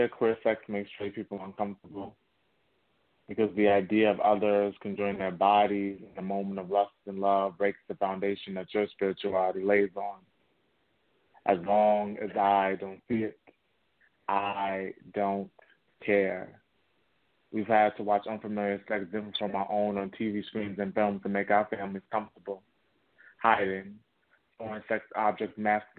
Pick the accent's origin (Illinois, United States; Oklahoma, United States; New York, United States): New York, United States; New York City; I'm born and raised in Bronx, New York City